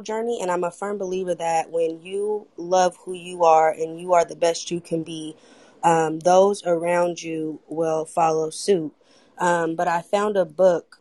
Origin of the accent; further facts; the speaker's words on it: Oakland, California, United States; I'm from Oakland, California